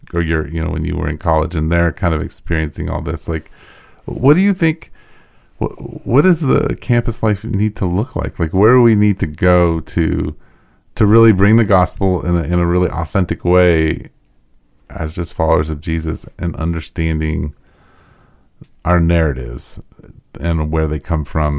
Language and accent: English; United States; being an American and being white